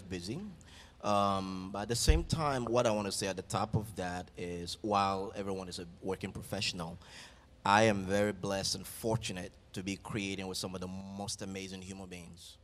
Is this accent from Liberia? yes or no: yes; Liberia; now in United States; my tribe and my village back in Liberia. I'm from the Vai tribe